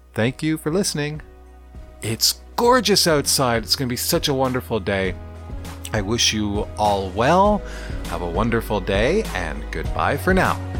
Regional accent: Canada; I'm a Canadian, eh? That's my culture anyways

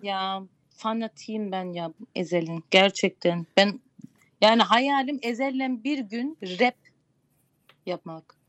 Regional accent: Gölhisar, Burdur, Turkey; Burdur Gölhisarlıyım.

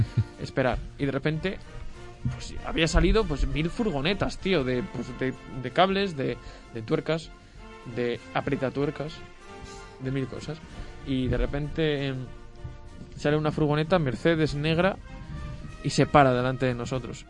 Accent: Sahagún, Castile and León, Spain; no es porque sea mi pueblo, pero la fiesta de San Juan de Sagún

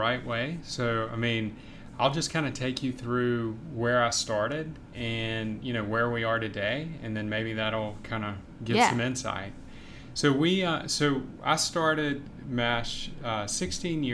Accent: Baton Rouge, Louisiana, United States; also born or lived in Savannah; I grew up here in Baton Rouge

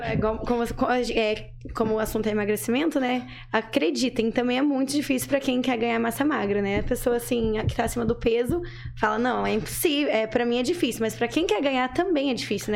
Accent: Jardim Alegre, Paraná, Brazil; moved away as an adult; now in Maringá, Brazil; Eu sou de Jardim Alegre, uma cidade bem pequena

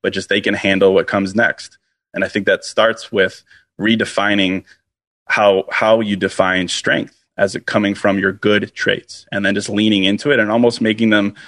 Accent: Virginia, United States; now in Chicago, United States; I grew up in Virginia

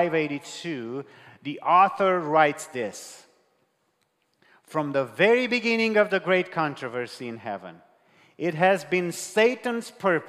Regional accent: Romania; English is a second language; I'm from Romania. I speak to you in English here

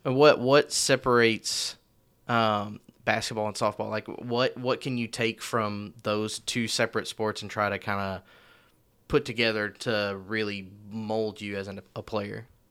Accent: Marion, Illinois, United States; now in Owensboro, United States; I'm from Marion, Illinois

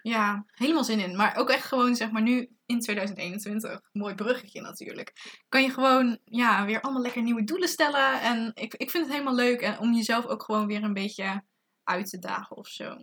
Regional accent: Zeeland, Netherlands; moved away as an adult; now in Tilburg, Netherlands; eigenlijk uit Zeeland kom. Maar ondertussen ook gewoon in het eh, interessante Tilburg woon.

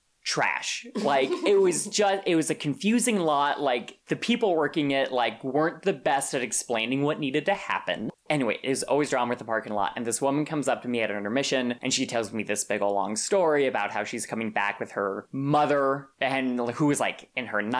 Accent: Santa Fe, New Mexico, United States; moved away; I'm from Santa Fe, New Mexico, which is, I think, the most beautiful state in the union

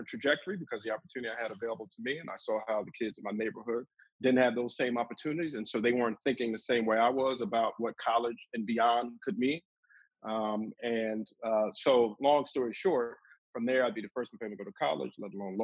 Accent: Newark, New Jersey, United States; I'm from Newark, from the South Ward of Newark

